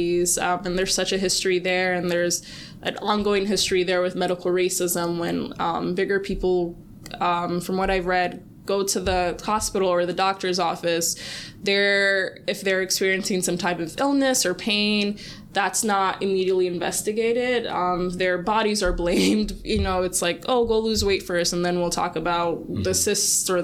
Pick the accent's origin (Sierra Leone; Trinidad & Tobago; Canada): Sierra Leone; I'm from Sierra Leone